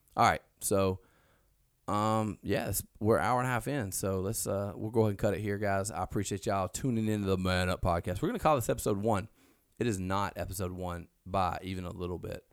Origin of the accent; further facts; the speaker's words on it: Alabama, United States; now in Mississippi, United States; we're from Alabama. We're in Mississippi now